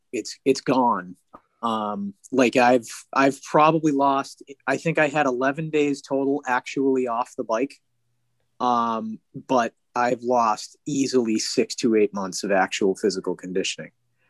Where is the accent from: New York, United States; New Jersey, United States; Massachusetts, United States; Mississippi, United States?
Massachusetts, United States; Boston; It's just we're essentially to the rest of the country. We are from Boston.